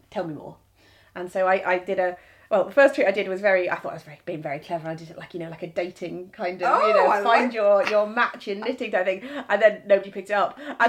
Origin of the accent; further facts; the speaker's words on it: Suffolk, East of England, United Kingdom; moved away; also born or lived in Grasmere; I'm from Suffolk